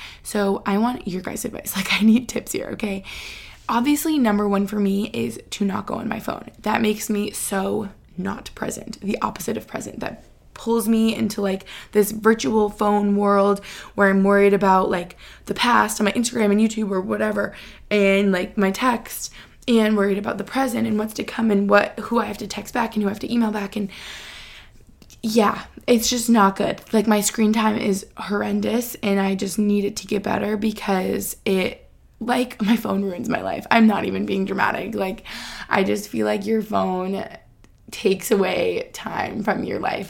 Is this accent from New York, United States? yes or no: yes; Albany, New York, United States; also born or lived in Boston; now in Pennsylvania, United States; where I grew up in Albany